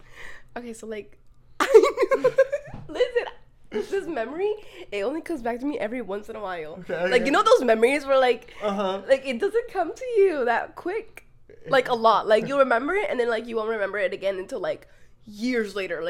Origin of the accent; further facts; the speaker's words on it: United Kingdom; No, I don't know. I'm British.